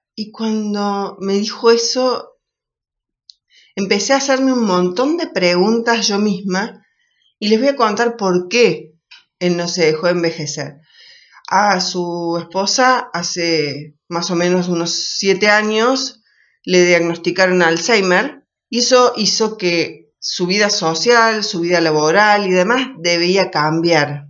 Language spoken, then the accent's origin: Spanish; Argentina